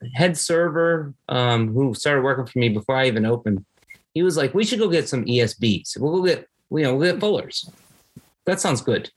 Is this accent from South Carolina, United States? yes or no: no; Bridgeport, Connecticut, United States; moved away as an adult; also born or lived in Gettysburg, Pennsylvania / Wake Forest / Baltimore; now in Lexington, United States; so originally, I'm from New England. I'm born and raised in Connecticut. I was born in Bridgeport, Connecticut